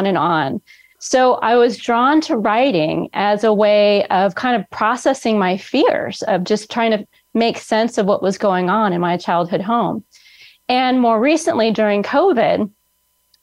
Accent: Bay Area, California, United States; now in Central California, United States; I'm in Central California, born and raised in the Bay Area

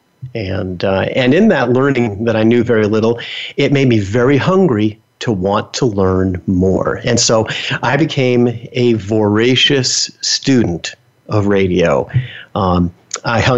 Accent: Bergen County, New Jersey, United States; also born or lived in Bronx, New York City; I grew up in New Jersey

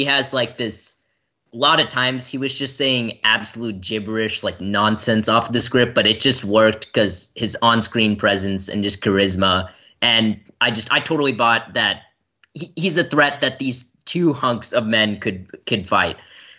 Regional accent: Brentwood, Tennessee, United States; from Brentwood, Tennessee

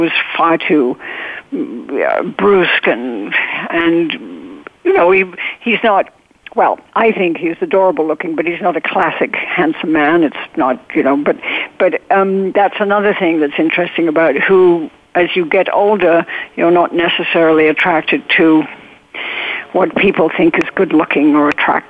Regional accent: England, United Kingdom; I would go out of my way to be nice to people I didn't even like because I was overcompensating being so English.

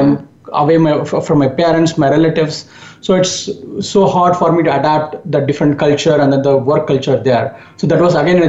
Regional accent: India; English is a second language; moved away as an adult; also born or lived in Japan; now in United States; Yes, growing up in India

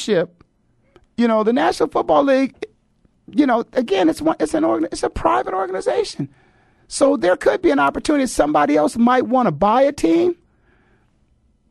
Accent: Canton, Ohio, United States; growing up in Canton, Ohio

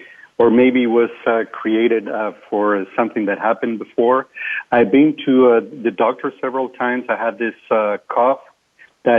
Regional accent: Venezuela; first language Spanish; English is a second language; moved away; I'm Hispanic. I'm from Venezuela originally

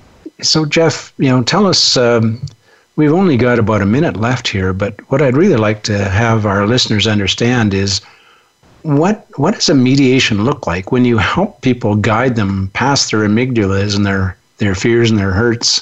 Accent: Canada; as a Canadian

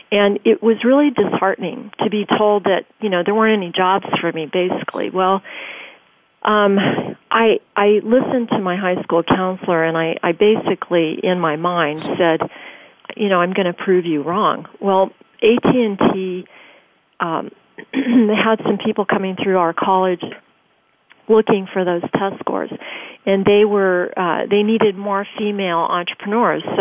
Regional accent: Tokyo, Japan; also born or lived in Germany; I was born in Germany, grew up in Tokyo

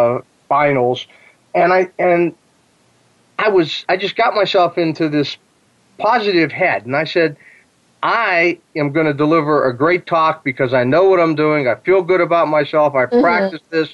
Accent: near Pittsburgh, Western Pennsylvania, United States; I grew up near Pittsburgh

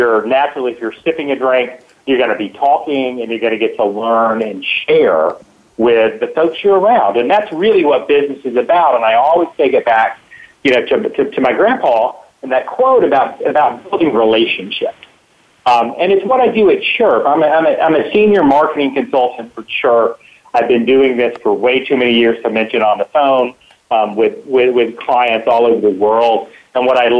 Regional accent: the South, United States; accent: Southern; moved away as an adult; also born or lived in the North; now in Atlanta, United States; If you can't tell by my accent, I'm from the South

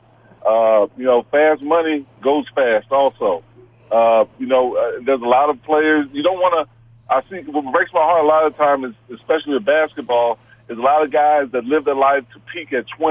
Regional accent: Houston, Texas, United States; also born or lived in Wyoming; I grew up in Houston, Texas.

